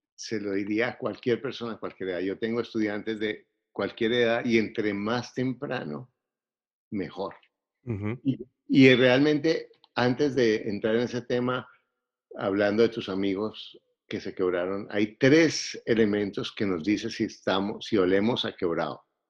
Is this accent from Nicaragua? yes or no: no; Bogotá, Bogotá Capital District, Colombia; Soy colombiano, eh, soy bogotano